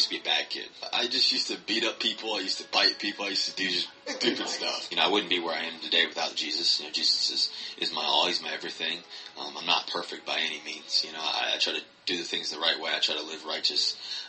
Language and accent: English; Richmond, Virginia, United States; also born or lived in Cincinnati, Ohio; I was born in Richmond, Virginia. Actually, I was born in Cincinnati, Ohio, but I lived in Richmond my whole life, ever since like one or two.